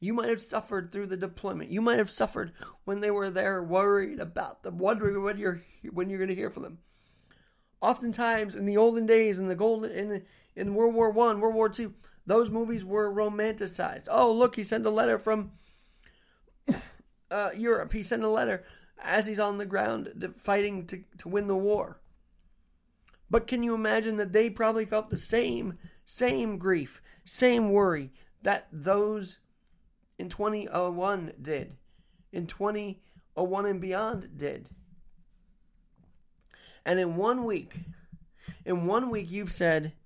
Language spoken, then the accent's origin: English; New York City, New York, United States; As a New Yorker